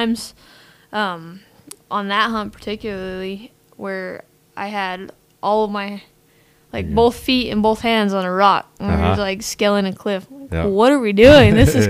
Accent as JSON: {"language": "English", "region": "New Mexico", "country": "United States", "tie": "born or raised there", "said": "I'm born and raised in New Mexico. I grew up in a small town."}